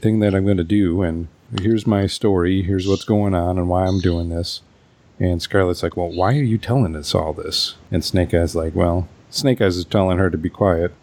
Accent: Wisconsin, United States; my home state, Wisconsin

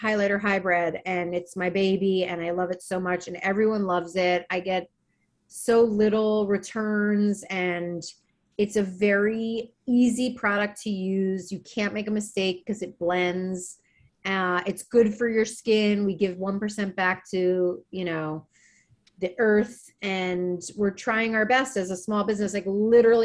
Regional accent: Maryland, United States; moved away; when I grew up in Maryland

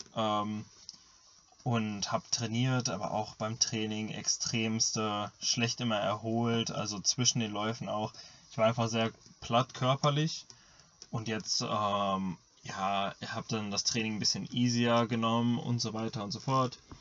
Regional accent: Germany; ich komme aus Deutschland

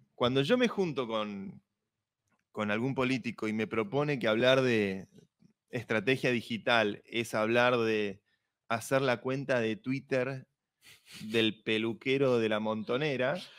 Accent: Argentina

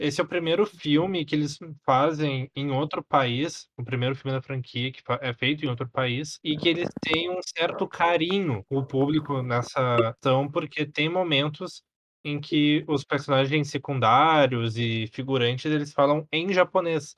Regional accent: Brazil; somos nós brasileiros

